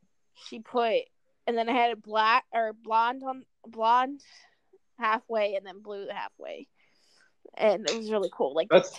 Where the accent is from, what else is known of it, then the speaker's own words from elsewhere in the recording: Pennsylvania, United States; I'm from Pennsylvania. I am in the animal science field. At my school.